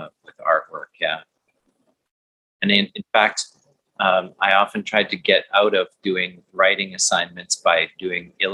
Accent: Manitoba, Canada; I grew up in Manitoba, which is a pretty hockey crazed area

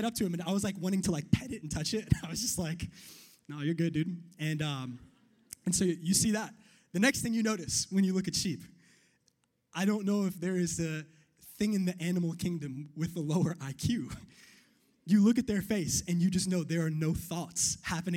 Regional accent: New York, United States; I'm from New York

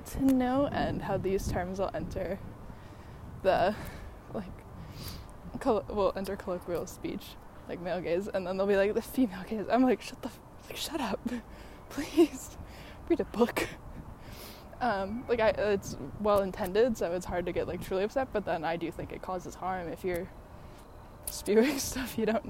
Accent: Chicago, Illinois, United States; moved away; I grew up in Chicago

